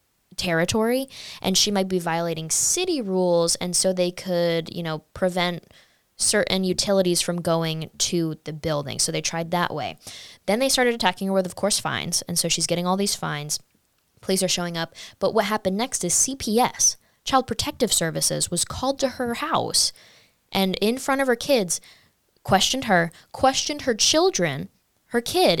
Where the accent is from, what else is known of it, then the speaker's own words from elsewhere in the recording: United States; At the end of the day, we're all Americans